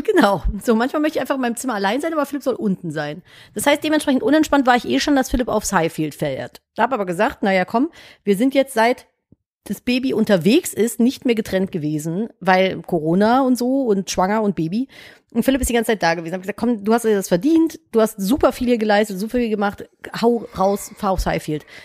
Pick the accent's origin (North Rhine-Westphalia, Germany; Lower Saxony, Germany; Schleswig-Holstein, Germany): North Rhine-Westphalia, Germany; Cologne; ich komme halt aus Köln.